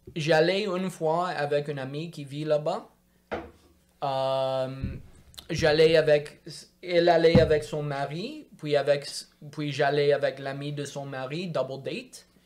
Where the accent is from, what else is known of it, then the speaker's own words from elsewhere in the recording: Montreal, Quebec, Canada; French is a second language; j'ai grandi à Montréal, dans le quartier ouest de Notre-Dame-de-Grâce